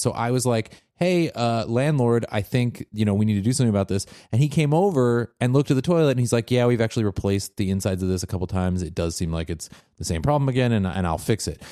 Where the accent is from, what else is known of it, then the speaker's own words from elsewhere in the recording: Washington, United States; a place uh, in my home state of Washington